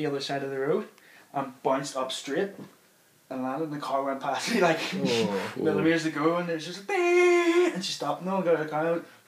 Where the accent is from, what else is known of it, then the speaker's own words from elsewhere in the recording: Dundonald, Northern Ireland, United Kingdom; where I grew up in Dundonald